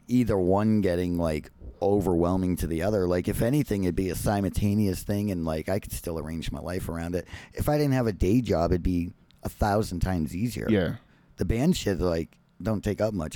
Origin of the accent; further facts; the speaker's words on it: Boston, Massachusetts, United States; moved away; I grew up in the Boston area